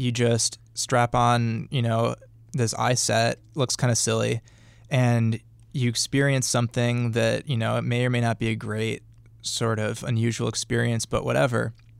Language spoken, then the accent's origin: English; Milwaukee, Wisconsin, United States; Well, I'm from Milwaukee, but...